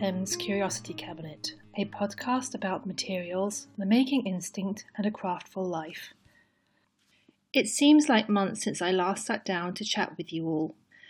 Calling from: London, United Kingdom; I come to you from London.

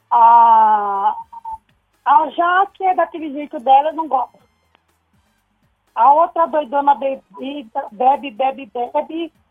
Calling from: São Paulo, Brazil; Eu sou aqui da Vila Formosa.

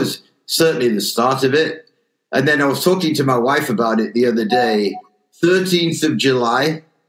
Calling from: Spain; I'm actually talking from Spain.

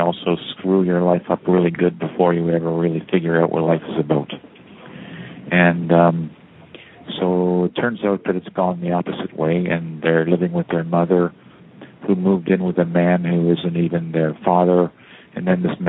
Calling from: Toronto, Ontario, Canada; I'm calling from Toronto.

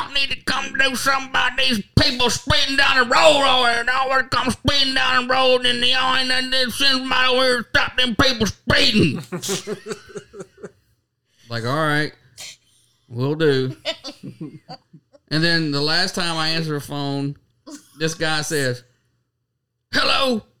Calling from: Kentucky, United States; I'm calling from Kentucky. Kentucky.

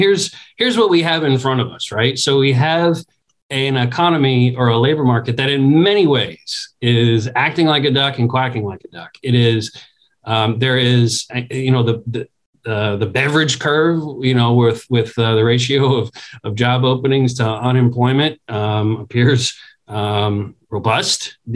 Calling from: Washington, District of Columbia, United States; I'm talking from Washington, D.C., so I can't ignore the political context.

